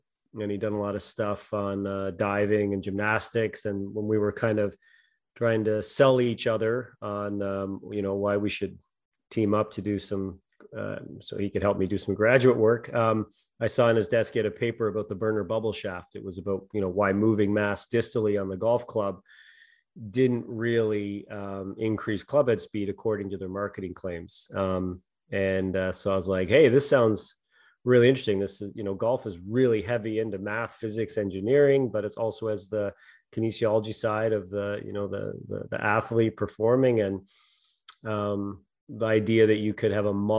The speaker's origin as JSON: {"language": "English", "town": "Montague", "region": "Prince Edward Island", "country": "Canada", "tie": "born or raised there", "said": "I grew up in on Prince Edward Island, Montague, PEI."}